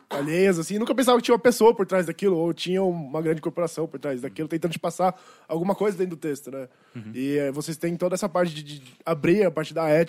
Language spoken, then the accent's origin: Portuguese; Osasco, São Paulo, Brazil; tenho 30 anos, sou de Osasco.